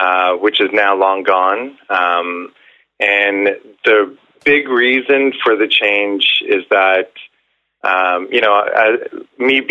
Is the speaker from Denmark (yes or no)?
no; Ontario, Canada; now in Vancouver, Canada; I'm originally from Ontario